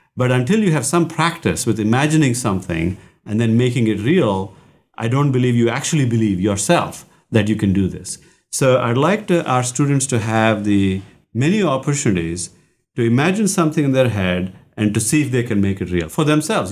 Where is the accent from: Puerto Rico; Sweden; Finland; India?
India; moved away; I grew up in India